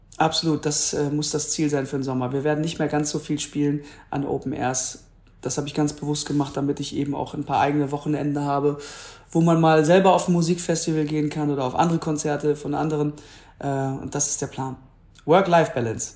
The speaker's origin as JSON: {"language": "German", "town": "Duisburg", "region": "North Rhine-Westphalia", "country": "Germany", "tie": "born or raised there", "moved": "yes", "lives_now": "Hamburg, Germany", "said": "da wo ich herkomme, wo ich auch gewachsen bin, den Duisburger Zoo"}